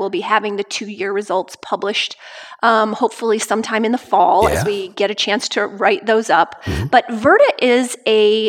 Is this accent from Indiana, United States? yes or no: yes; Lafayette, Indiana, United States; Of Lafayette and West Lafayette, Indiana, where everybody is doing low carb.